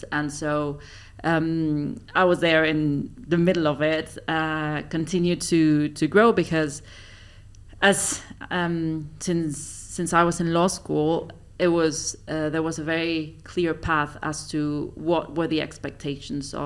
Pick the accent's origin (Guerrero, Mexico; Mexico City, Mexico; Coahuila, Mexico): Mexico City, Mexico; moved away as an adult; also born or lived in Switzerland; now in Dubai, United Arab Emirates; I was born and raised in Mexico City.